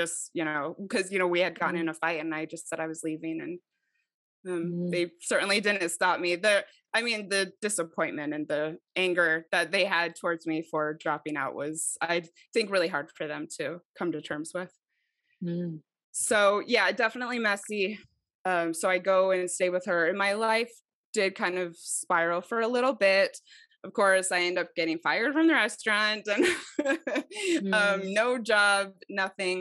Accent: Mesa, Arizona, United States; moved away as an adult; also born or lived in Idaho; I'm from Mesa

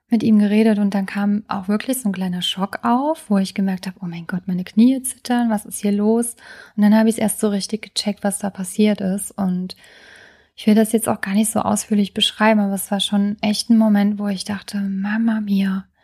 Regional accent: Trier, Rhineland-Palatinate, Germany; ich hatte jetzt die letzten Tage in meiner alten Heimat in Trier verbracht, in dem Haus von meinem Freund.

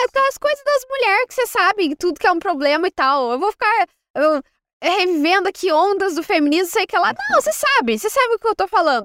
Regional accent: interior of Rio Grande do Sul, Brazil; eu sou do interior do Rio Grande do Sul

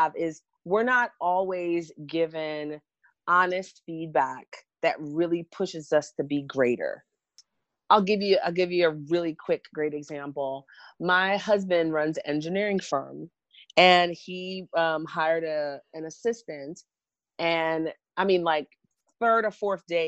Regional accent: New York, United States; also born or lived in Jamaica; I was born in Jamaica, but grew up in New York

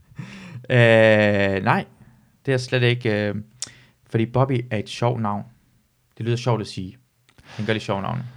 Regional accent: near Aalborg, North Denmark Region, Denmark; hvor jeg voksede op ind, så, så plejer jeg altid at sige, at uden for Aalborg, en by, der hedder Lykstør

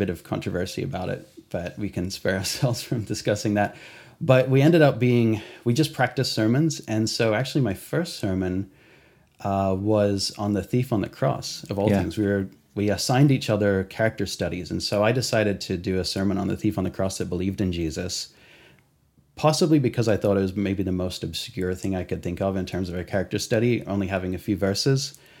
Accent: Australia; also born or lived in England; I grew up in Australia and went to Calvary's there, but eventually I ended up in Calvary Chapel, York, at the Bible College there in England.

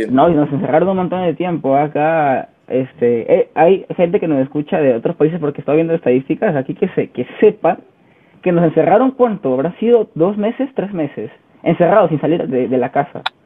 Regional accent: Chiclayo, Lambayeque, Peru; moved away as an adult; now in Lima, Peru; yo soy de Chiclayo

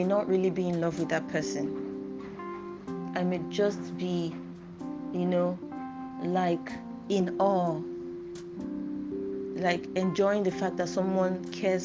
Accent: Nigeria; I used to read like way too much for my age as a Nigerian at that time

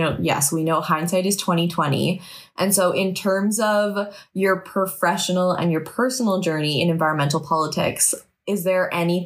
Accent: Salt Spring Island, British Columbia, Canada; I grew up on Salt Spring

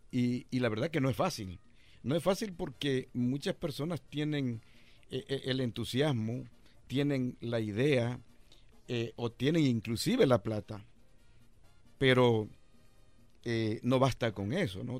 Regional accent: El Salvador; moved away as an adult; Yo llegué de El Salvador en 1981

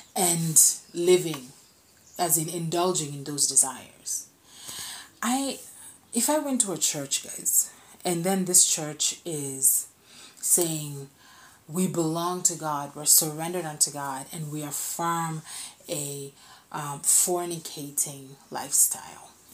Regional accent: Kenya; I'm a Kenyan.

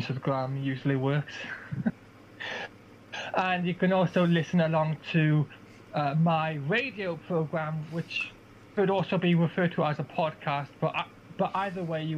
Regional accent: Aberystwyth, Wales, United Kingdom; my hometown of Aberystwyth

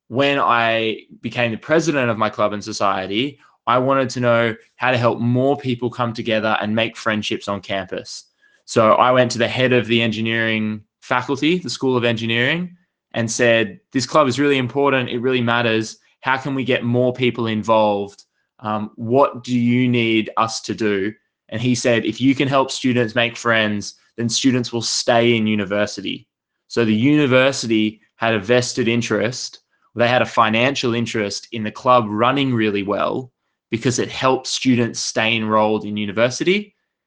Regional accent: Australia; I grew up in Australia. I grew up in a little country town about 4 hours drive inland from a city

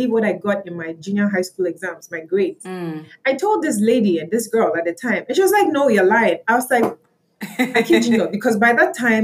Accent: Akosombo, Eastern Region, Ghana; growing up in Akosombo

